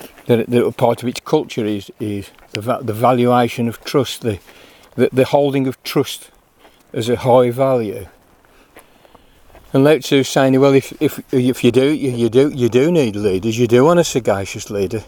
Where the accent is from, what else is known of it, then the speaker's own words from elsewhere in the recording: United Kingdom; as British people